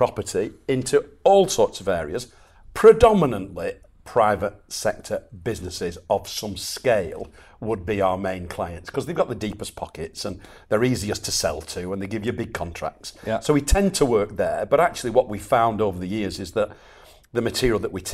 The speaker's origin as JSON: {"language": "English", "town": "Chorley", "region": "North West England", "country": "United Kingdom", "tie": "born or raised there", "said": "I was born and bred in Chorley, and I'm very, very, very proud"}